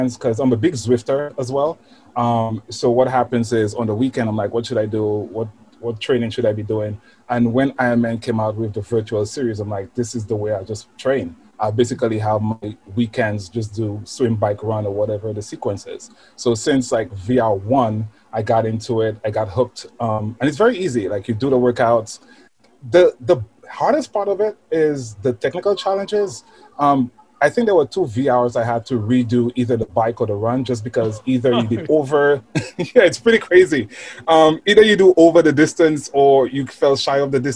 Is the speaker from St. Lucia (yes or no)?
yes; St. Lucia; now in New York City, United States; I'm from St. Lucia, actually. Caribbean island, very small island.